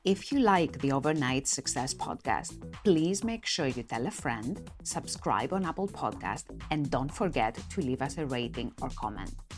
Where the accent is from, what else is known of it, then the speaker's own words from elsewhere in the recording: Greece; moved away as an adult; now in United Kingdom; I was born and raised in Greece. I'm an immigrant. I've come to the UK to set my own business